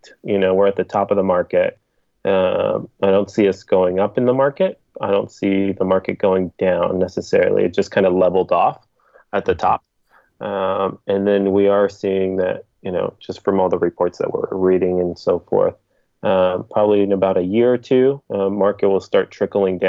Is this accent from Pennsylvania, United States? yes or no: no; South Bay, California, United States; I'm from the South Bay